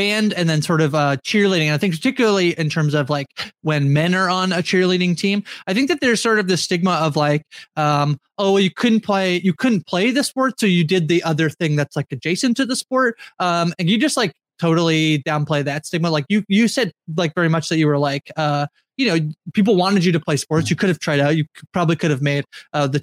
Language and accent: English; Canada; as a Canadian